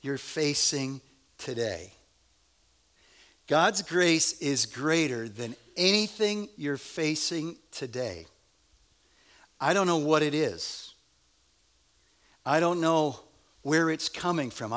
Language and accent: English; United States; we're from America and we are rugged individualists